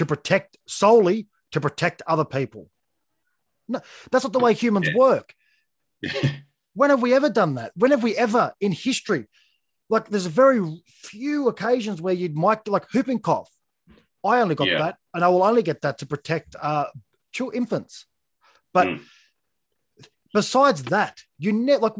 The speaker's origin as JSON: {"language": "English", "country": "Australia", "tie": "born or raised there", "said": "as an Australian who was born and raised here"}